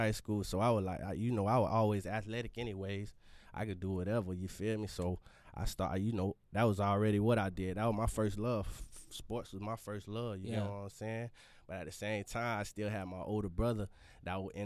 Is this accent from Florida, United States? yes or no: yes; Fort Lauderdale, Florida, United States; I'm from Broward, man. Home of Broward, Lauderdale, to be exact